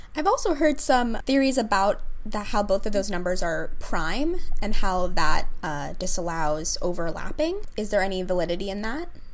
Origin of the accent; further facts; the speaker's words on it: Princeton, New Jersey, United States; I grew up in Princeton